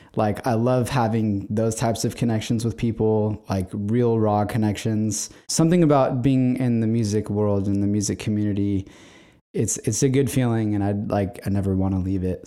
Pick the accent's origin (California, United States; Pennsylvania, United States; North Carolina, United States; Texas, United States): California, United States; San Diego; I'm born and raised in San Diego, California.